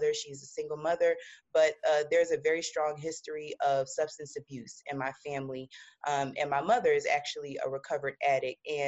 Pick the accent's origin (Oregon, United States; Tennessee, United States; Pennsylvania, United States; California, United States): Pennsylvania, United States; Philadelphia; I'm originally from West Philadelphia